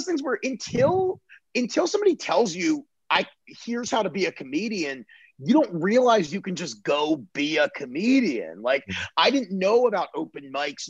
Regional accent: Baltimore, Maryland, United States; moved away as an adult; also born or lived in Pittsburgh; now in Los Angeles, United States; Grew up in Baltimore, stayed there till I was 19

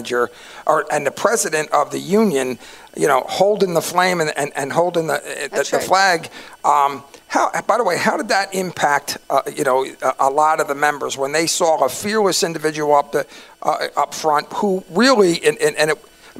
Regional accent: Philadelphia, Pennsylvania, United States; I was from East Falls, so, you know, I grew up in a very diverse

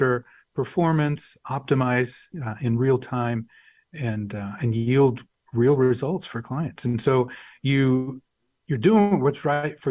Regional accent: Wichita Falls, Texas, United States; also born or lived in Dumas, Texas / Dallas, Texas; I was born in Dumas, Texas. I grew up in Wichita Falls, Texas

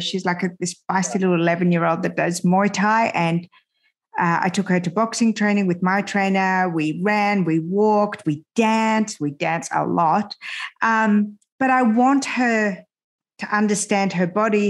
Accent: Australia; English is a second language; also born or lived in France / Iran; I immigrated to Australia when I was 7 and a half

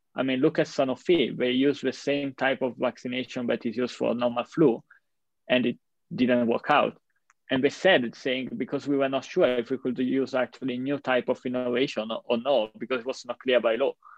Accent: Italy; my hometown or in the main square of Milan

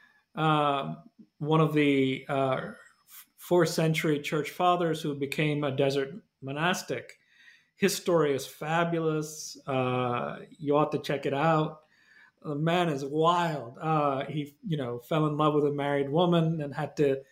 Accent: Kerala, India; first language Malayalam; English is a second language; now in United States; Kerala, my home state.

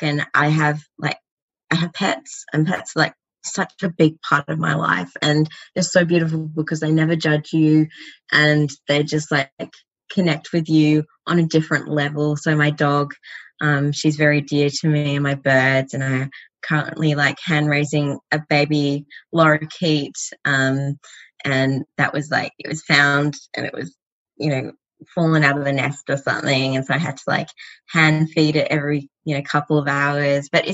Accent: Australia; as an Australian

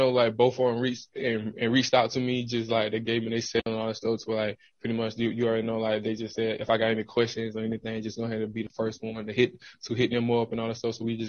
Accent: Georgia, United States; now in Green Bay, United States; I'm coming from Georgia, and now I'm in Green Bay, so I'm just switching to G.

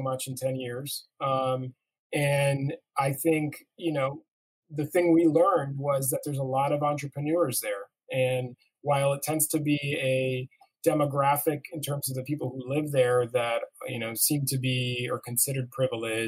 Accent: Miami, Florida, United States; now in New York, United States; I grew up in Miami, where hurricanes come

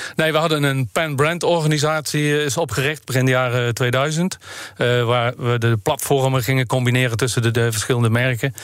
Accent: Netherlands; als Nederlanders zijn we natuurlijk ook entrepreneurs

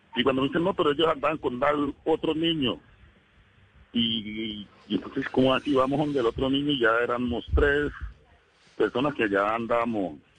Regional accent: El Doncello, Caquetá, Colombia; moved away as an adult; now in Cali, Colombia; Yo vivía en el Caquetá. Yo nací en el Doncello Caquetá.

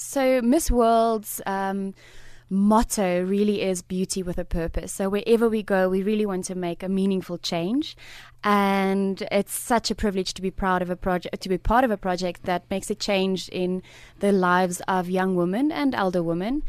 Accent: South Africa; I'm also proudly South African

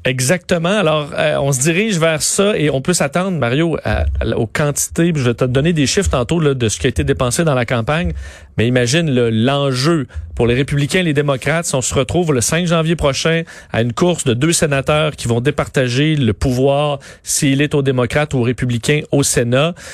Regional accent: Quebec, Canada; chez nous au Québec

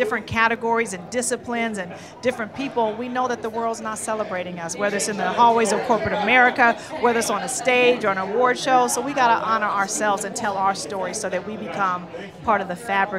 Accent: Oakland, California, United States; I'm a little girl from Oakland, California.

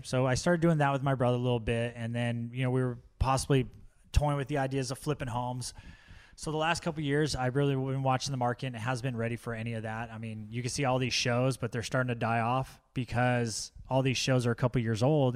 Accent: Orange County, California, United States; now in Poway, United States; when I was growing up in Orange County, uh, when we moved up there

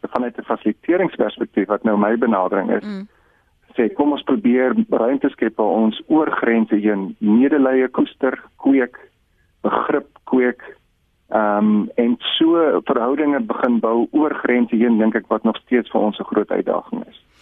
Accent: South Africa; ons as Suid-Afrikaners

